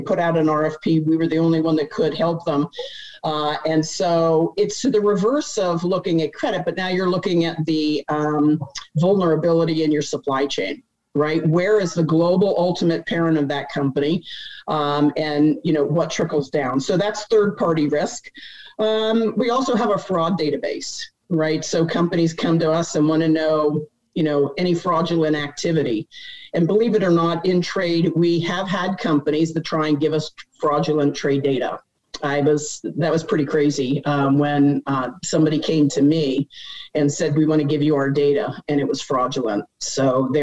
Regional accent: Pennsylvania, United States; I grew up in Pennsylvania.

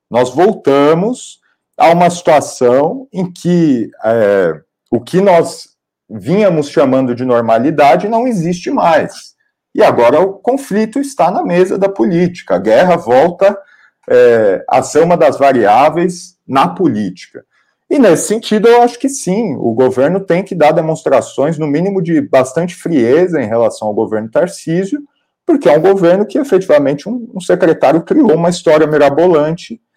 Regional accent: São Paulo, Brazil; Bom, como, como paulista e como paulistano, eu quero dizer que a minha opinião é que sim.

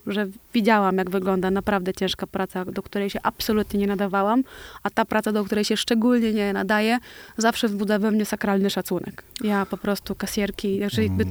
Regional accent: Osiedle Niewiadów, Łódź Voivodeship, Poland; na bloku, w którym się wychowywałam

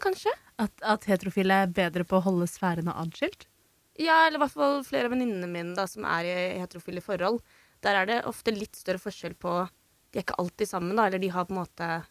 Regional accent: Drammen, Buskerud, Norway; Jeg er fra Drammen

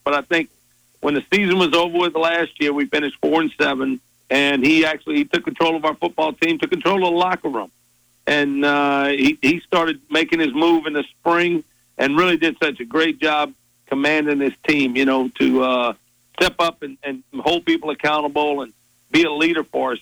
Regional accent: South Louisiana, United States; moved away as an adult; I'm from South Louisiana, born and raised here, played here

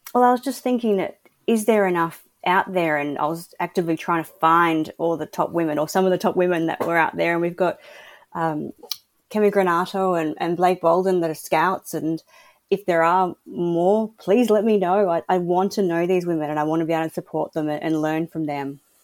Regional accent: Australia; I'm an Aussie

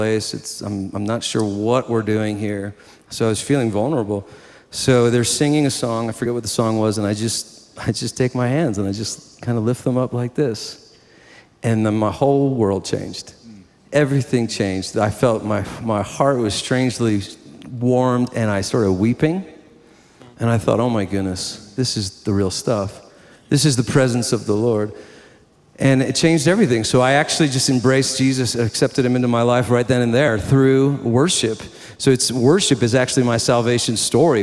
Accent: New Jersey, United States; I grew up in New Jersey, born and raised

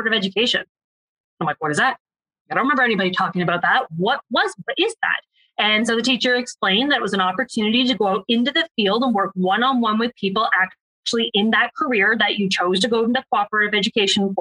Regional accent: Ontario, Canada; I'm actually from Ontario

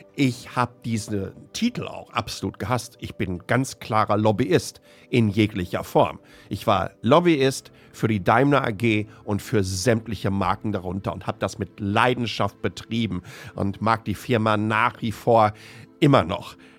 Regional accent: Ruhr area, North Rhine-Westphalia, Germany; ich bin ein Kind des Ruhrpots

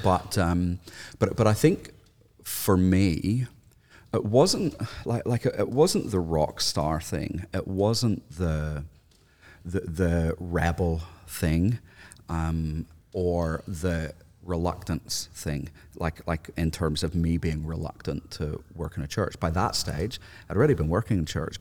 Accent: Northern Ireland, United Kingdom; I, grew up in a housing commission area in Northern Ireland

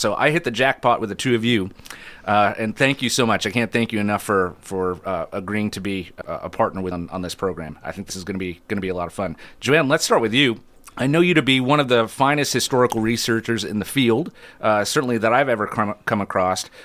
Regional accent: Adirondack Park, upstate New York, United States; moved away; I grew up in the Adirondack Park in, in far upstate New York

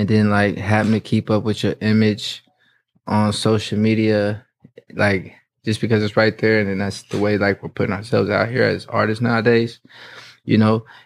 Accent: Indianapolis, Indiana, United States; also born or lived in North Carolina; I grew up in Indianapolis.

